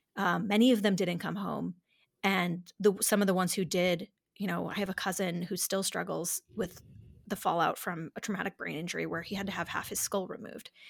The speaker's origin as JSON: {"language": "English", "town": "Dansville", "region": "New York", "country": "United States", "tie": "born or raised there", "said": "I grew up in a little town called Dansville, New York, uh, population four thousand"}